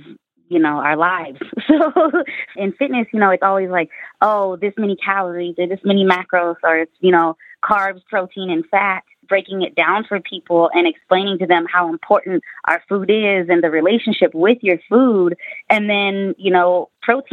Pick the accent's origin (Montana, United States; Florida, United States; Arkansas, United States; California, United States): California, United States; Northern; I grew up in Northern California